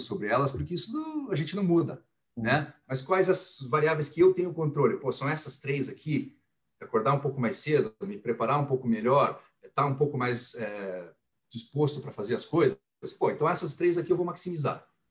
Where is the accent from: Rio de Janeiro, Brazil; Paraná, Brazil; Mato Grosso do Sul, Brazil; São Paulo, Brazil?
Paraná, Brazil; Curitiba; eu sou nascido e criado em Curitiba, então sou curitibano, paranaense.